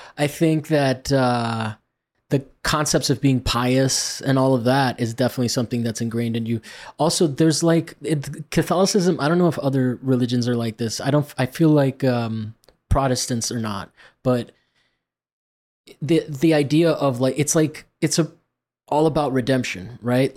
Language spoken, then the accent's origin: English; Rome, Lazio, Italy; moved away; I grew up in Rome